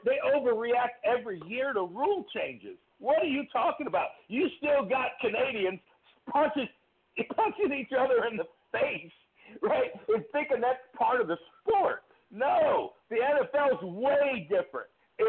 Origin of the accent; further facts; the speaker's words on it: Ohio, United States; now in Mississippi, United States; Well, I'm actually phoning from Mississippi, but I've lived all over the country. Originally, I'm from Ohio